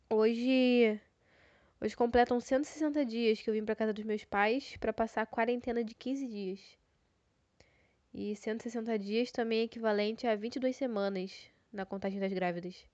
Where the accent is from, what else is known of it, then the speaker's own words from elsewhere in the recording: Rio de Janeiro, Brazil; Visto que eu sou carioca e o Rio de Janeiro tá passando por uma nevasca